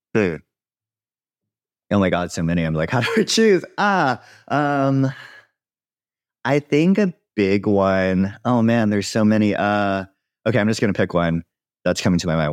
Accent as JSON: {"language": "English", "region": "Hawaii", "country": "United States", "tie": "born or raised there", "also_born_or_lived": "Joshua Tree", "moved": "yes", "said": "I grew up in Hawaii"}